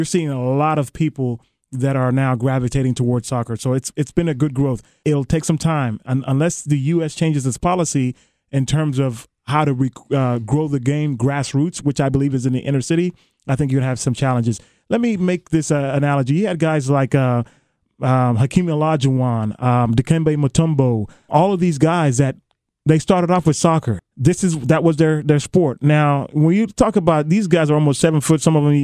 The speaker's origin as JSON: {"language": "English", "country": "Germany", "tie": "born or raised there", "moved": "yes", "lives_now": "United States", "said": "I was born in Germany. I played soccer in Germany"}